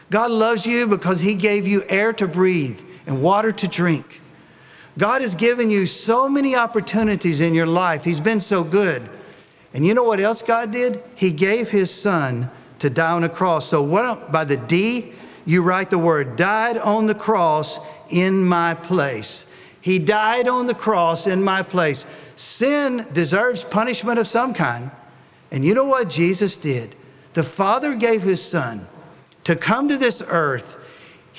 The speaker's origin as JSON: {"language": "English", "region": "Tennessee", "country": "United States", "said": "I'm from Tennessee"}